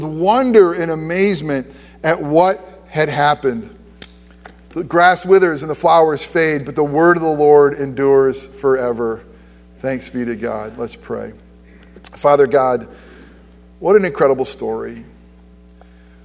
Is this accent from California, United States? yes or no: no; upstate New York, United States; moved away as an adult; also born or lived in Florida; I grew up in New York, but ask us New Yorkers from upstate New York, we're nowhere near the city